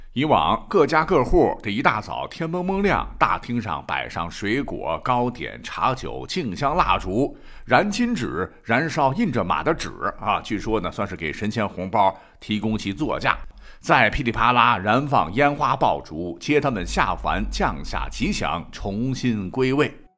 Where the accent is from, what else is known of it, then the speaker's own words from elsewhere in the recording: Gansu, China; 我本人是在甘肃长大的，在甘肃的农村